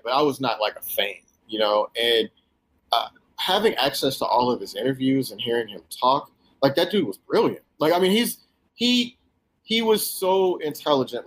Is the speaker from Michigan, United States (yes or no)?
no; Houston, Texas, United States; growing up in Houston or whatever, same you know same deal for me